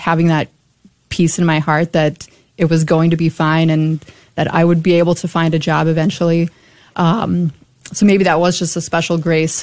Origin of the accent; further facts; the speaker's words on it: Burleson, Texas, United States; also born or lived in Dallas / San Antonio / Buffalo / Omaha; I grew up in Burleson, and that's where I did all my uh, schooling